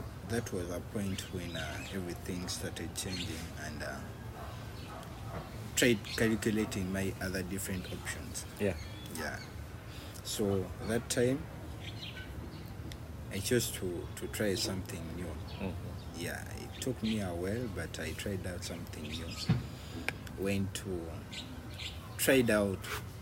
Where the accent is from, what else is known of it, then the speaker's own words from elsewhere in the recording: Wakiso, Central Region, Uganda; I'm born and raised in Wakiso